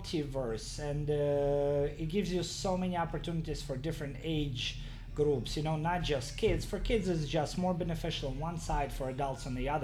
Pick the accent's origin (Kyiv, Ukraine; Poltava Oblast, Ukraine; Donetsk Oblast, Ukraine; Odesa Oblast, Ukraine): Kyiv, Ukraine; now in Brewster, New York, United States; I was born in Ukraine, in Kyiv